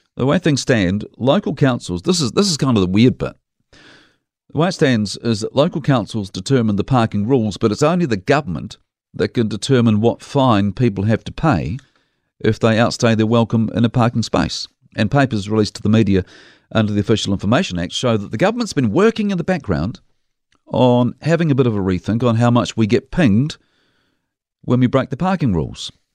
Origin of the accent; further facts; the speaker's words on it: Dunedin, Otago, New Zealand; now in Christchurch, New Zealand; When I was a kid growing up in Dunedin